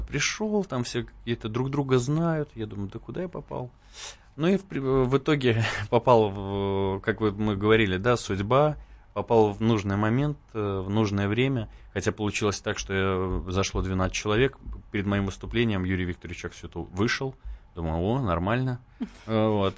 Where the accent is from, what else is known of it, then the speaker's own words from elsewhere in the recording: Belarus; Даже я белорус